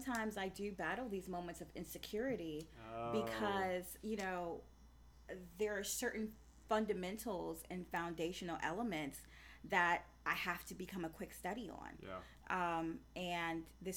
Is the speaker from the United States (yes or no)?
yes; the South, United States; also born or lived in Huntsville, Alabama; I'm from the South, so Southern fried territory